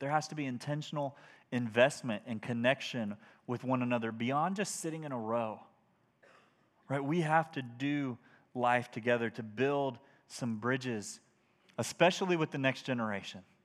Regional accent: United States; as American Christians

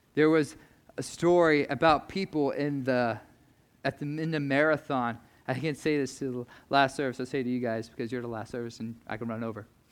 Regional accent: United States; as American Christians

